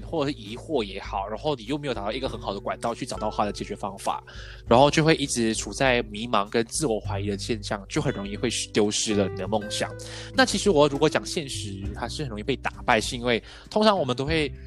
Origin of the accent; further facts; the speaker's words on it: Port Dickson, Negeri Sembilan, Malaysia; moved away as an adult; also born or lived in Taiwan; 我是来自波德生的